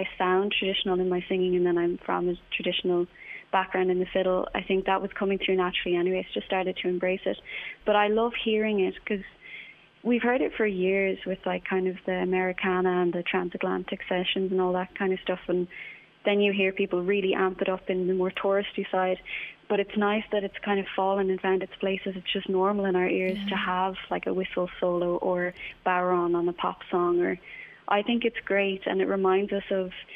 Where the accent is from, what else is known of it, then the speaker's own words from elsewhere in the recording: County Clare, Munster, Ireland; I grew up in County Clare